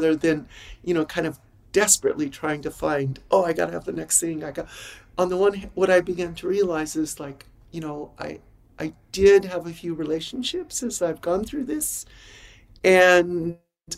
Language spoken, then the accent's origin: English; Los Angeles, California, United States; moved away as an adult; now in Phoenix, United States; I'm born and raised in Los Angeles